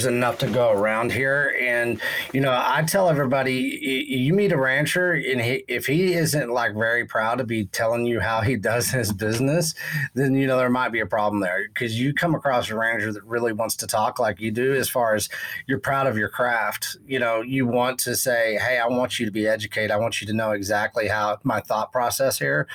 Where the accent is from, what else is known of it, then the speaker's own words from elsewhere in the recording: West Texas, United States; growing up in Texas, West Texas, and knowing cattle and agriculture